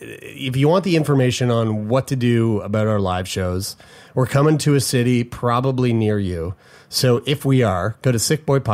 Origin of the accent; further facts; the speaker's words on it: St. John's, Newfoundland and Labrador, Canada; moved away; St. John's, Newfoundland. That's my fucking shit. That's my hometown. Where I was born.